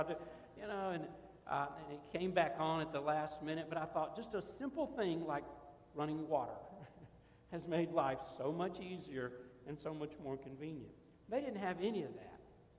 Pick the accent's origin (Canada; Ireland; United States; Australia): Ireland; Maybe it's because I'm Irish.